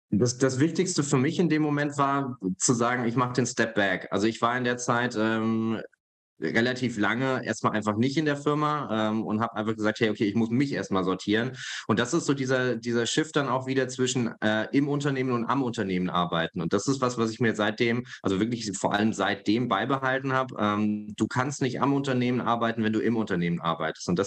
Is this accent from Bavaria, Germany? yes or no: no; Hesse, Germany; Ich komme ja aus Hessen, aus der Nähe von Frankfurt.